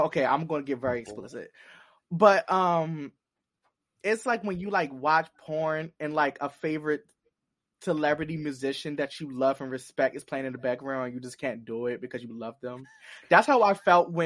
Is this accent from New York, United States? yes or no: no; Baltimore, Maryland, United States; accent: Baltimore; my Baltimore accent